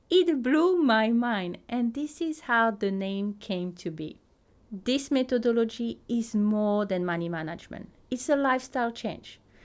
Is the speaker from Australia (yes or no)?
no; Teahupo'o, French Polynesia; first language French; English is a second language; moved away as an adult; now in New Zealand; I grew up in a small town called Teahupo